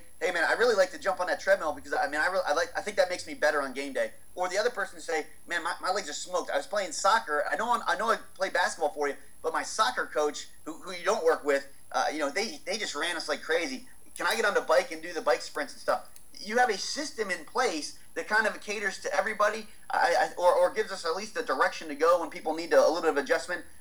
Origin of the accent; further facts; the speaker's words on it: United States; I'm American